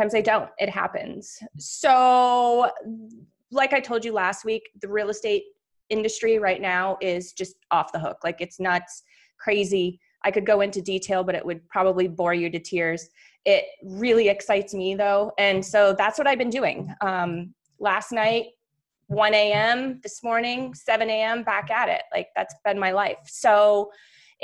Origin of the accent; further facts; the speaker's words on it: New Hampshire, United States; moved away; I come from back east. I come from New Hampshire. I took piano lessons from the Catholic nuns